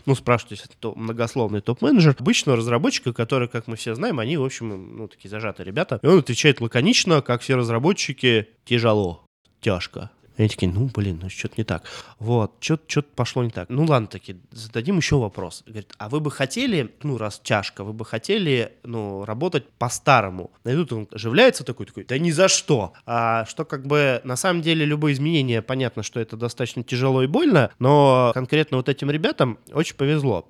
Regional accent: Russia; мой родной город Томск всего 300 лет существует

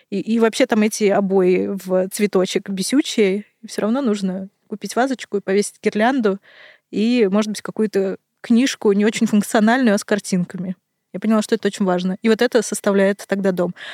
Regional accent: Kazakhstan; born there; also born or lived in Russia; я родилась в Казахстане, потом жила в России, теперь снова в Казахстане. И очень много перемещалась.

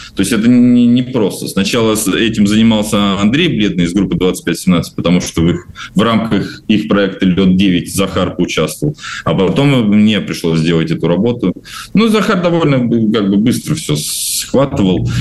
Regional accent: Novomoskovsk, Tula Oblast, Russia; moved away; я недавно тоже вернулся в свой город и дал выступление для Новомосковской исправительной колонии

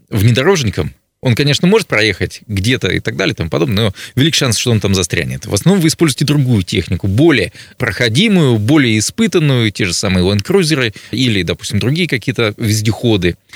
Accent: Russia; потому что я родился на Колыме.

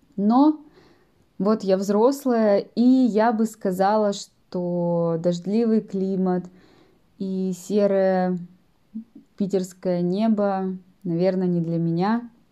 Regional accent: Yekaterinburg, Sverdlovsk Oblast, Russia; мой родной город – Екатеринбург

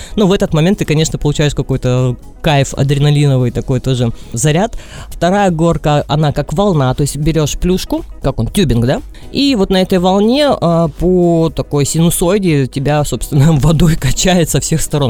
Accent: Vladivostok, Primorsky Krai, Russia; я из Владивостока, да, Дим? У нас почти с каждого окна видно, что море

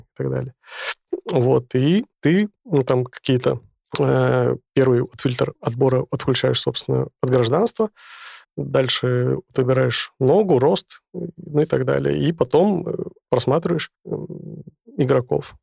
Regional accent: Sakhalin Oblast, Russia; moved away; в детстве я жил на Сахалине

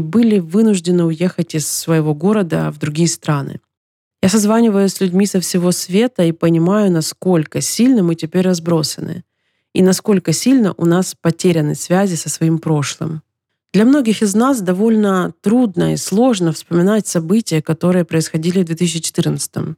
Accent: Donetsk, Donetsk Oblast, Ukraine; moved away as an adult; Я родилась в Донецке, и это мой родной город

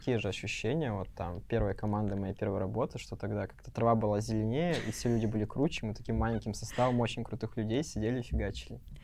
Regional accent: Kurgan, Kurgan Oblast, Russia; я из Кургана

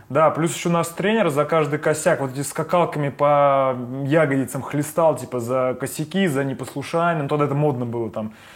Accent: Saint Petersburg, Russia; born or raised there

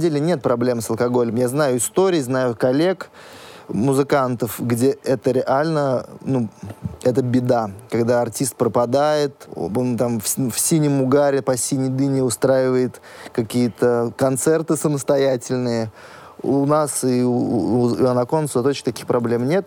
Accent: Astrakhan Oblast, Russia; У нас в Астрахани жарко.

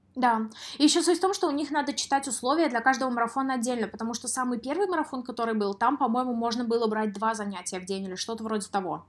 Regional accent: Samara, Samara Oblast, Russia; moved away; в городе Самара, в своём городе

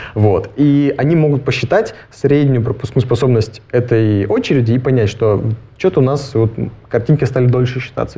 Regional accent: Shelekhov, Irkutsk Oblast, Russia; now in Innopolis, Russia; Я вырос в Шелихове, это такой маленький пригород

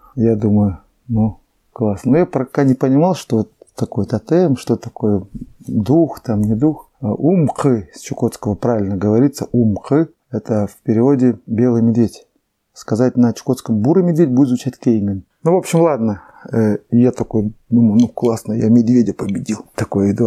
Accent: Neshkan, Chukotka Autonomous Okrug, Russia; also born or lived in Lorino; Я родился в Лорине, в Тихом океане, угу. а вырос в Нешкане

